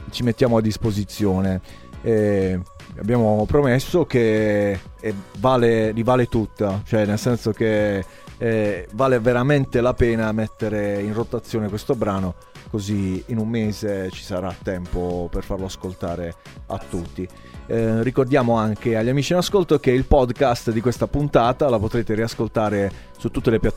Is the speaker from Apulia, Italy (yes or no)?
yes; Apulia, Italy; quando venivo da buon, da buon pugliese, al buon pugliese, quando vado ospite da qualche parte si bussa con le gambe